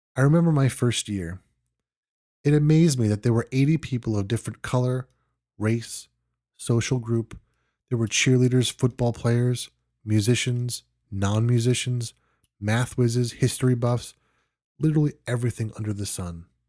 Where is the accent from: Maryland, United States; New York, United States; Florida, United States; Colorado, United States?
New York, United States; moved away; I am originally from New York and still have friends living there